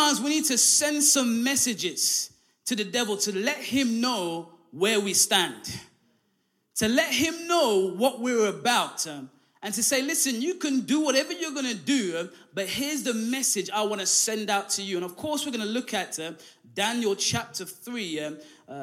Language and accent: English; London, United Kingdom; also born or lived in Derby; now in Hull, United Kingdom; we're all from London.